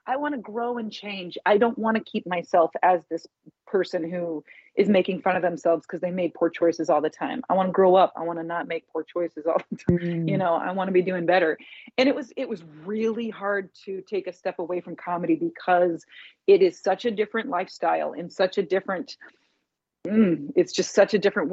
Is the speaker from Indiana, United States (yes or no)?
yes; Indianapolis, Indiana, United States; moved away as an adult; also born or lived in New York; back in my hometown of Indianapolis